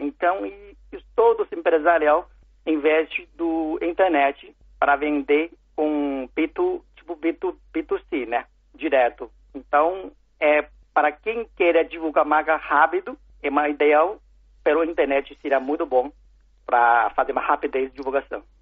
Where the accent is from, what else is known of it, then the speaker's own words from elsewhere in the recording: China; Portuguese is a second language; moved away; also born or lived in São Paulo, Brazil; eu nasci na China